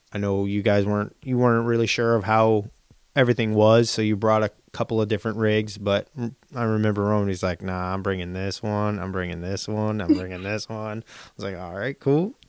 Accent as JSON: {"language": "English", "region": "East Coast", "country": "United States", "said": "we're from the East Coast"}